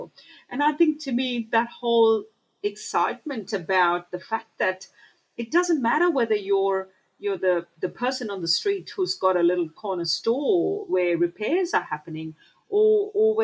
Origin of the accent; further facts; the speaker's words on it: Mumbai, Maharashtra, India; moved away; I remember growing up in Mumbai